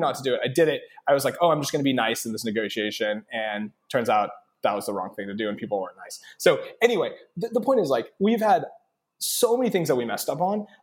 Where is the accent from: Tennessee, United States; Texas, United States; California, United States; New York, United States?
Texas, United States; Lubbock; growing up in Texas was awesome